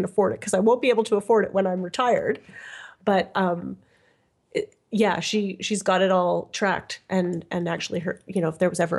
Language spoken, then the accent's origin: English; Canada; I'm Canadian